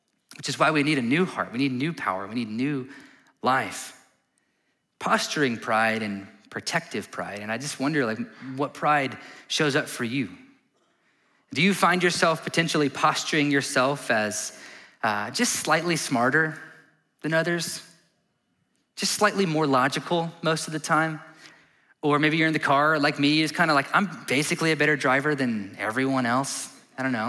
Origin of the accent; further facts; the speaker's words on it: Texas, United States; as Texans